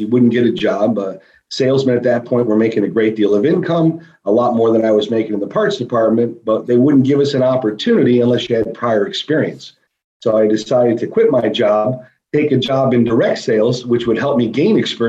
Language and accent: English; Cleveland, Ohio, United States; moved away as an adult; now in Florida, United States; I come from the Midwest, from Cleveland, Ohio. Like most people up north, when I turned 21 years old, after enough winters, I decided to make the move to sunny Florida.